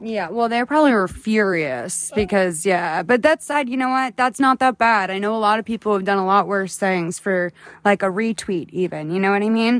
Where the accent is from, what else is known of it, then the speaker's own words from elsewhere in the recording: Boston, Massachusetts, United States; now in Los Angeles, United States; I'm from Boston